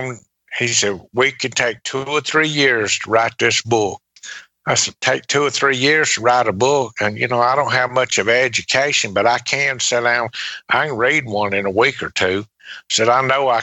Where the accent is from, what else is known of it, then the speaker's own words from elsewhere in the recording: Laurel, Mississippi, United States; also born or lived in Pascagoula, Mississippi; went back to my hometown, to Laurel